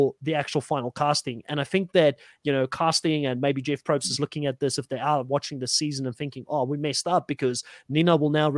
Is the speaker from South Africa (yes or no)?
yes; South Africa; I'm from South Africa.